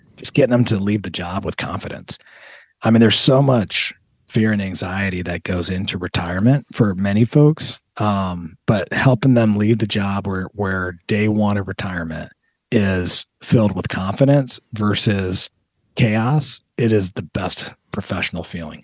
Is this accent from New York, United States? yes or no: no; Toledo, Ohio, United States; also born or lived in Southern California; I consider Toledo home.